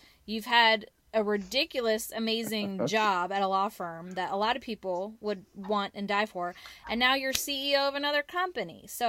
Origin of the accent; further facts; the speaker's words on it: Kansas, United States; born there; also born or lived in Washington / Texas / California / Connecticut; now in North Carolina, United States; Well, I was born in Kansas, moved to Washington State, then to Texas, then to California, then to Connecticut, then to New York, then to North Carolina, then to South Carolina, and now we're back in North Carolina.